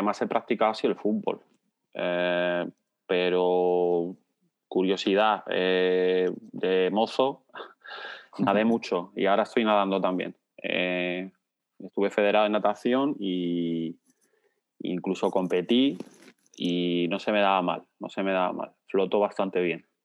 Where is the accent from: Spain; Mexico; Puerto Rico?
Spain; Logroño, La Rioja; nací en Logroño